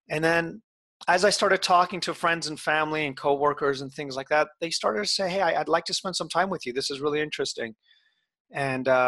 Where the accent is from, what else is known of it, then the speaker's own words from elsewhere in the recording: Iran; born there; my family, I was born in Iran and every single year or two we would have to move.